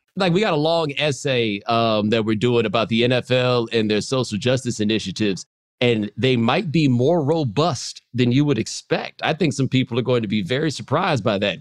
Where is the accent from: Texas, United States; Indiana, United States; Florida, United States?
Texas, United States; Houston; I'm from Houston